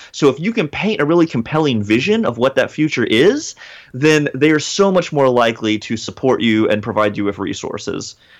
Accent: Hickory, North Carolina, United States; also born or lived in Atlanta, Georgia; I was born in Atlanta, Georgia, but I spent most of my childhood in a small town in rural North Carolina called Hickory

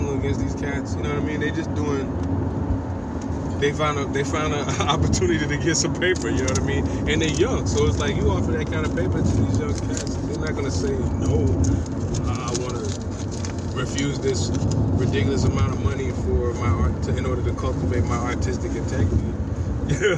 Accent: the South, United States; I'm from the South

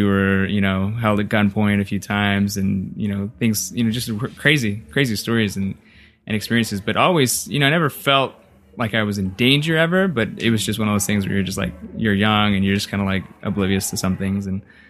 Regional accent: Redondo Beach, California, United States; We grew up in Redondo Beach, California.

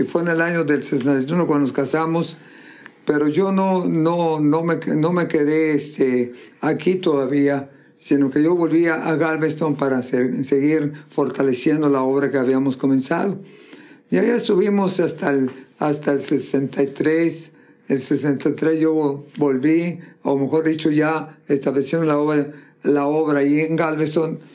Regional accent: Monterrey, Nuevo León, Mexico; moved away as an adult; also born or lived in Texas; yo soy de Monterrey

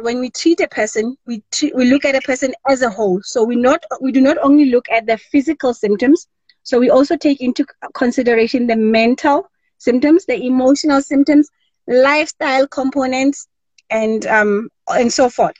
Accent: Rustenburg, North West, South Africa; I was born and bred in Rustenburg, a small town in the Northwest Province, right here in South Africa, Mzansi.

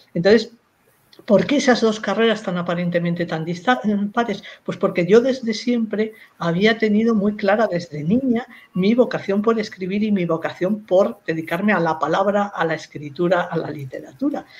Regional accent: Madrid, Community of Madrid, Spain; nací en Madrid

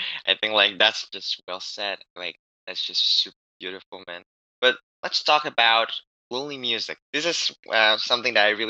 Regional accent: Indonesia; I'm from Indonesia, so it's really far from Houston.

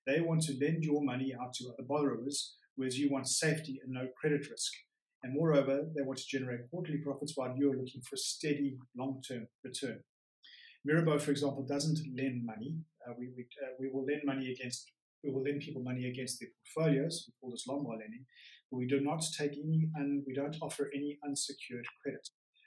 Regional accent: South Africa; moved away as an adult; now in Geneva, Switzerland; I am from South Africa. I did university and school there

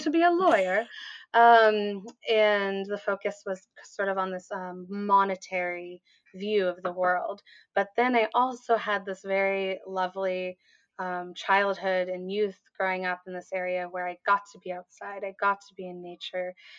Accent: Portland, Oregon, United States; also born or lived in California; I grew up in the Portland metro area

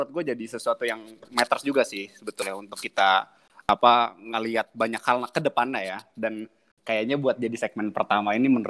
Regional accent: Java, Indonesia; kalau dia tahu kalau gue dari Jawa ada kayak ikatan emosional gitu

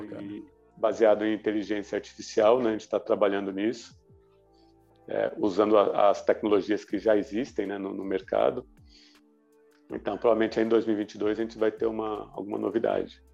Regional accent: Brazil; como bom brasileiro já nos adaptamos

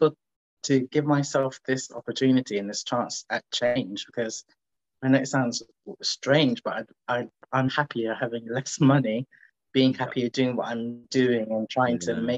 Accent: London, United Kingdom; moved away as an adult; now in Manchester, United Kingdom; originally I'm from London and I went to uni in Manchester.

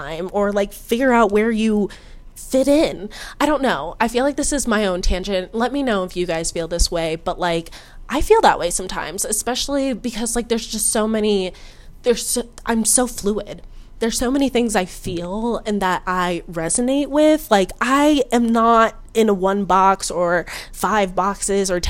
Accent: United States

